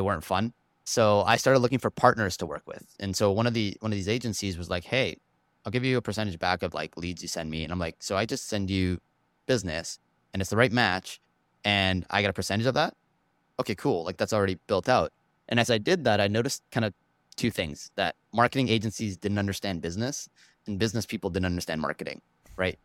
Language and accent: English; Vancouver, British Columbia, Canada; also born or lived in Toronto; Packed my bags when I was one with the parents and moved over to Vancouver and basically lived here my whole life